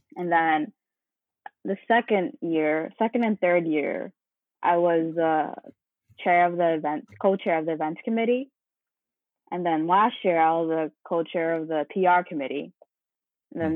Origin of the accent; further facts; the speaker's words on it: New York City, New York, United States; also born or lived in Manhattan; I was born in Manhattan, but grew up in Brooklyn